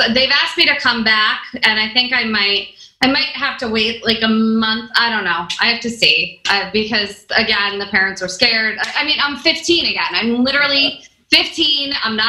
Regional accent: Kentucky, United States; I'm from Kentucky.

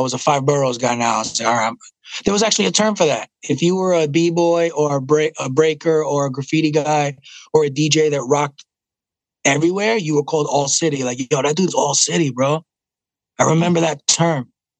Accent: Puerto Rico; My accent, I don't like that drink Malta. I hate it. So that makes me less Puerto Rican.

